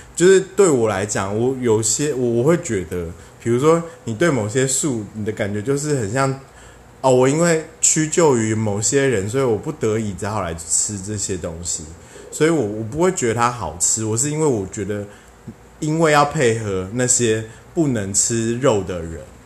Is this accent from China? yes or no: no; Taiwan; 我们台湾人真的是走很前面